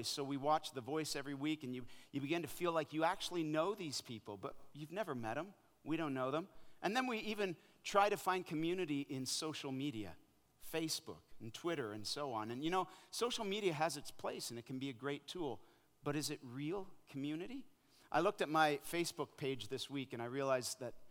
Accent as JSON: {"language": "English", "country": "Canada", "tie": "born or raised there", "also_born_or_lived": "Africa", "moved": "as an adult", "lives_now": "North Carolina, United States", "said": "I'm a Canadian boy who grew up playing ice hockey"}